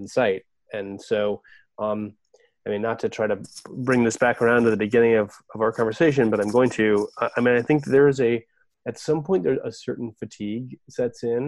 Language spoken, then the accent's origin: English; Oregon, United States; now in Virginia, United States; I'm from Oregon